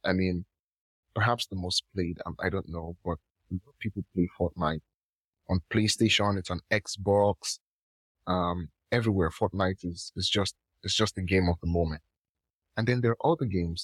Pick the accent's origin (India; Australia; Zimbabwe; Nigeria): Nigeria; I'm from Nigeria